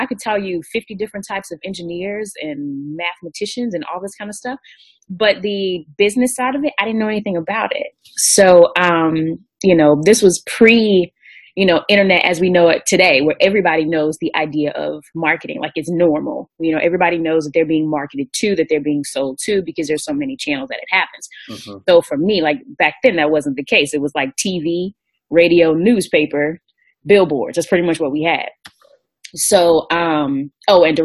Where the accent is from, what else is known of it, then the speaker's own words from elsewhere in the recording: Greensboro, North Carolina, United States; I'm definitely from Greensboro